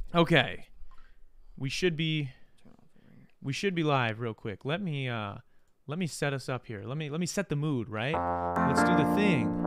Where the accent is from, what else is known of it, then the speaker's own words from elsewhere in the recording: Wisconsin, United States; we're from Wisconsin